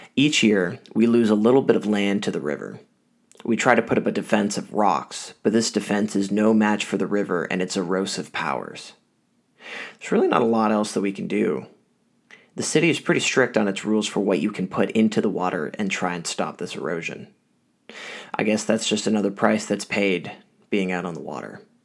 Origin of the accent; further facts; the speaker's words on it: Ottawa, Ontario, Canada; Growing up in Ottawa, some of my earliest memories is being out at my family's cottage